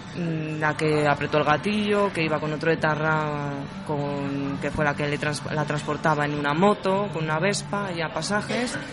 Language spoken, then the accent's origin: Spanish; Madrid, Community of Madrid, Spain; Yo soy de Madrid, madrileña, tengo 25 años, soy de Carabanchel Bajo, un barrio castizo madrileño